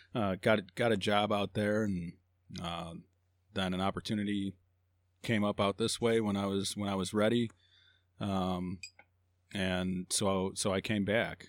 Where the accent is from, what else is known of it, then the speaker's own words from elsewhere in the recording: Hammond, Indiana, United States; also born or lived in Phoenix, Arizona / Joplin, Missouri / Griffith, Indiana; born and raised Hammond